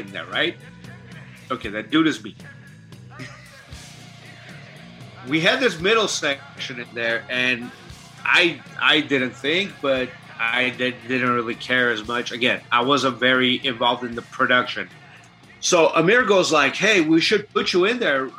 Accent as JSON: {"language": "English", "country": "Armenia", "first_language": "Armenian", "second_language": "English", "moved": "yes", "said": "I'm from Armenia, which is considered Eastern Armenian. So we speak Eastern Armenian dialect, but I speak both fluently"}